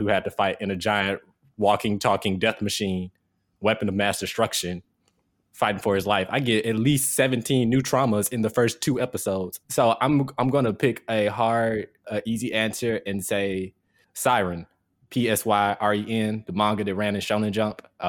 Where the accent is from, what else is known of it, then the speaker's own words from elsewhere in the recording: Jackson, Mississippi, United States; now in North Carolina, United States; my city, Jackson, Mississippi, my hometown